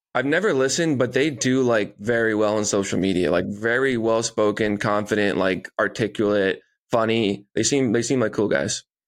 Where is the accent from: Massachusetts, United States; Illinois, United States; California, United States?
Massachusetts, United States; Marshfield; in my hometown